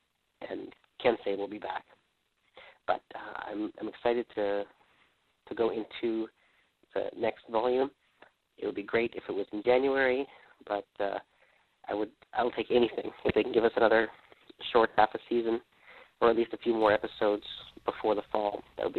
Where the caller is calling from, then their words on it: Calgary, Alberta, Canada; I'm also calling from the West Coast time zone in Calgary, Alberta, Canada.